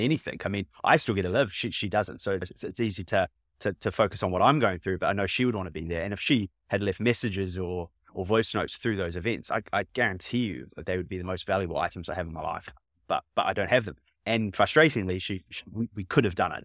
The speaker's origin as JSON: {"language": "English", "country": "New Zealand", "moved": "yes", "lives_now": "United Kingdom", "said": "I'm from New Zealand"}